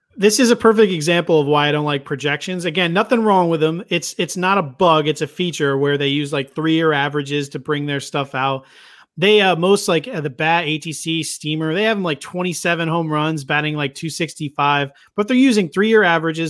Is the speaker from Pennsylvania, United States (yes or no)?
yes; Philadelphia, Pennsylvania, United States; I grew up here around Philadelphia.